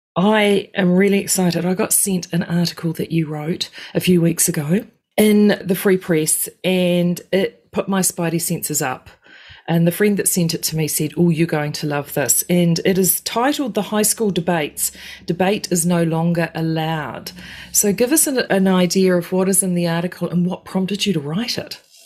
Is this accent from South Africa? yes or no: no; New Zealand; as a Kiwi